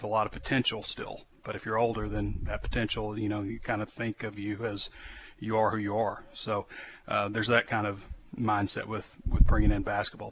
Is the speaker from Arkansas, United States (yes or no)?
yes; Central Arkansas, United States; I'm from Central Arkansas